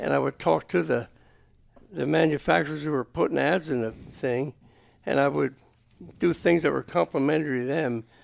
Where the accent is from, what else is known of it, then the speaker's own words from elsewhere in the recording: Boyertown, Pennsylvania, United States; I'm from Boyertown.